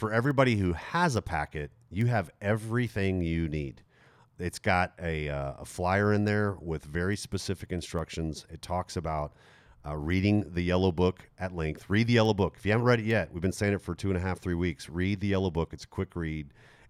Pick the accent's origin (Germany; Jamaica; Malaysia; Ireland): Germany; Stuttgart, Baden-Württemberg; growing up in Germany, in Stuttgart, Germany. Stuttgart was is a very big city.